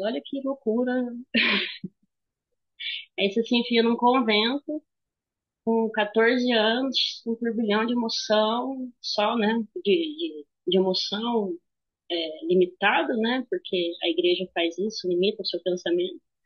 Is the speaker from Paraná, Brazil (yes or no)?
yes; Jataizinho, Paraná, Brazil; also born or lived in Wenceslau Braz, Paraná; Eu cresci numa cidade de 12 mil habitantes, uma cidade bem pequena. Aí, só que a vantagem de Jataizinho é que ela tem Londrina aqui perto